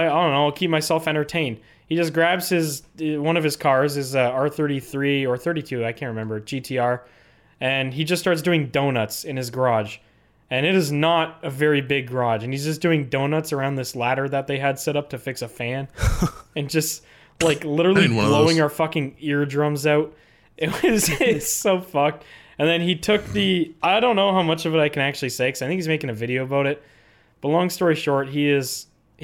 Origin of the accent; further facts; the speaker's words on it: Canada; as a Canadian